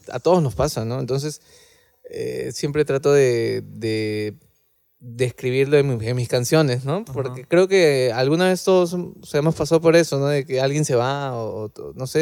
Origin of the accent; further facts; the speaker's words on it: Lima, Peru; nosotros somos de Lima